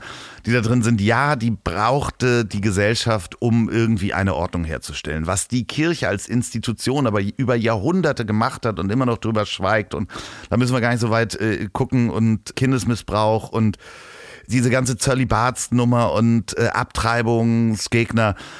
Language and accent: German; Hamburg, Germany; bei uns in Hamburg